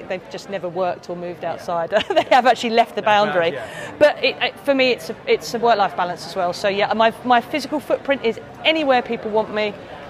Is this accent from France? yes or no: no; United Kingdom; moved away as an adult; also born or lived in London; now in Durham, United Kingdom; I'm a southerner, I'm a city girl, and I live in a little pit village of people who've never left their village.